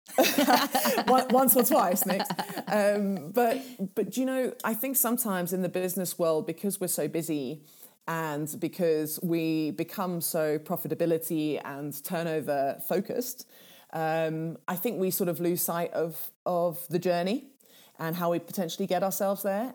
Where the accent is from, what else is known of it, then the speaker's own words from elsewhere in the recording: Kenya; first language Swahili; English is a second language; moved away; Swahili, which is my native tongue, back in Kenya